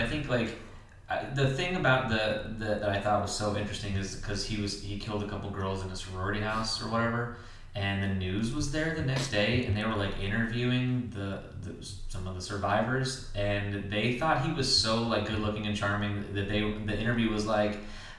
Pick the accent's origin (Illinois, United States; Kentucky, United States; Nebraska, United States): Kentucky, United States; Yeah, because I grew up in Kentucky. I saw them all the fucking time.